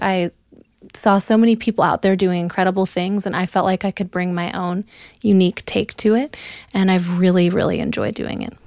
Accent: Oregon, United States; moved away as an adult; also born or lived in Memphis, Tennessee / New York City; now in Dallas, United States; I'm from Oregon, originally. Um, I grew up in the Pacific Northwest

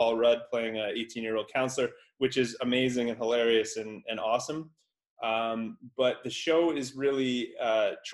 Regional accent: Canada; I'm from Canada

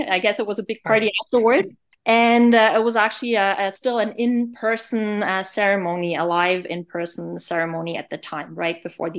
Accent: Bavaria, Germany; moved away as an adult; now in Montreal, Canada; As for my background, I'm actually originally from Bavaria in Germany, but I have lived and worked in Montreal for about 20 years

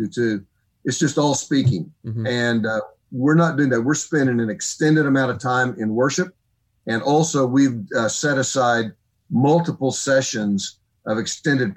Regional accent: Oklahoma, United States; moved away as an adult; also born or lived in Texas / Missouri / Illinois; I was born and raised in Oklahoma

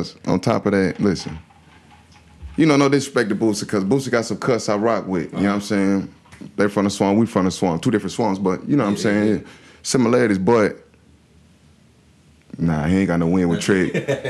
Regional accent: Riviera Beach, Florida, United States; I'm from Palm Beach County. I'm from Revere.

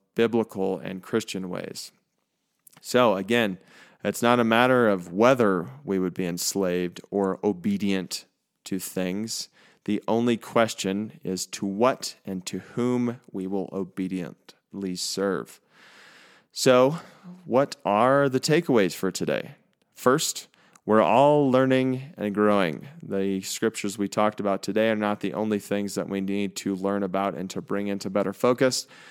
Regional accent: United States; as American people

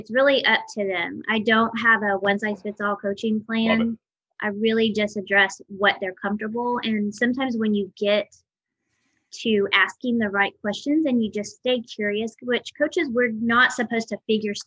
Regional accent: New Mexico, United States; moved away; also born or lived in Tallahassee, Florida; I grew up in New Mexico. I grew up actually on an Indian reservation.

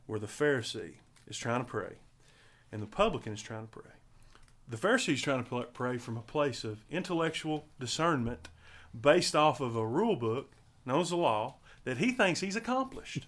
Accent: Riceville, Tennessee, United States; I was born and raised in Riceville, Tennessee.

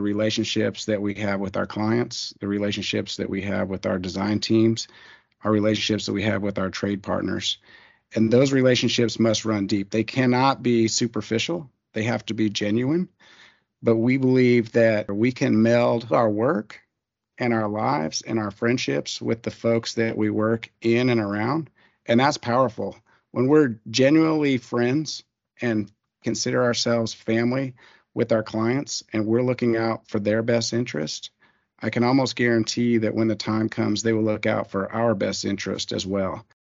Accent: Colorado Springs, Colorado, United States; moved away as an adult; also born or lived in Kansas; now in Austin, United States; I was raised in Colorado Springs, Colorado

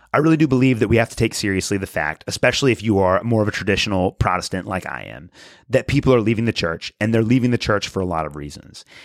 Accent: United States; as American Christians

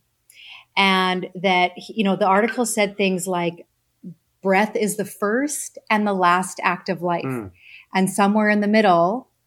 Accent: Saskatchewan, Canada; I grew up farm kid in Saskatchewan in Canada

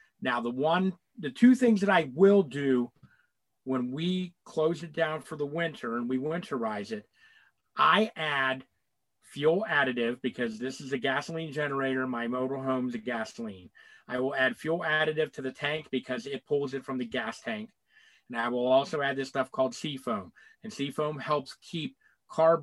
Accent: West Virginia, United States; moved away; I'm originally from West Virginia. I fished in the Ohio River as a kid for many, many years

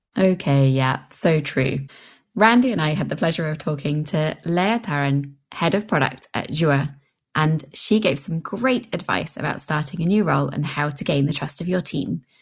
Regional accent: England, United Kingdom; I being an English person

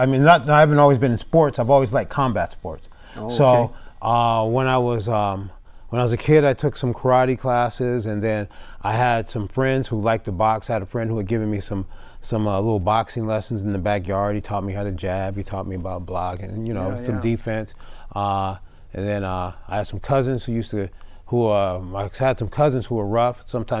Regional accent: Pasadena, California, United States; I grew up right here. I'm from LA area. I grew up here in Pasadena. I've lived a few spots around the LA area, but basically, you know, even though I've got to travel a lot, I've never really lived anywhere else but here.

